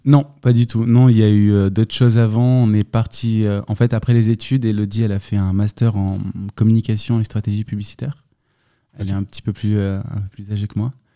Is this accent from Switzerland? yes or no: no; Lançon-Provence, Provence-Alpes-Côte d'Azur, France; also born or lived in Marseille; C'était une enfance assez, assez cool en Provence, dans un petit village